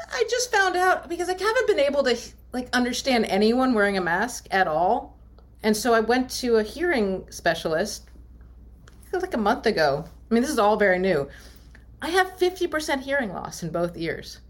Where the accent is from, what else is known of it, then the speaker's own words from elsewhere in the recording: Maryland, United States; I grew up in Maryland